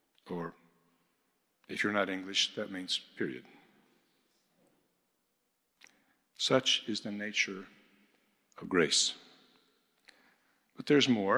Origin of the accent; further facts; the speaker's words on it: the American Midwest, United States; moved away; I'm a boy from the American Midwest who grew up an evangelical fundamentalist